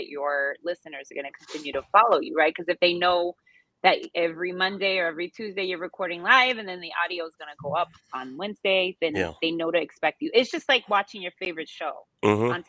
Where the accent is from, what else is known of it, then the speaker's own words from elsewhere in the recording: Reisterstown, Maryland, United States; now in Houston, United States; Baltimore, where I was raised in Reisterstown.